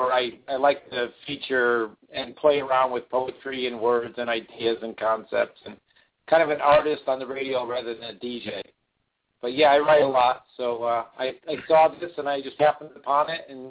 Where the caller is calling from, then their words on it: New Britain, Connecticut, United States; I'm living in New Britain, Connecticut, and my radio show that I share on your page is from Middletown, Connecticut.